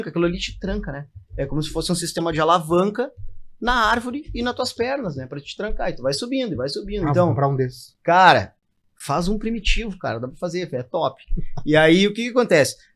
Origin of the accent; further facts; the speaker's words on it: Porto Alegre, Rio Grande do Sul, Brazil; Cara, na realidade é o seguinte, eu sou de Porto, né? É, nasci aqui, nunca saí de Porto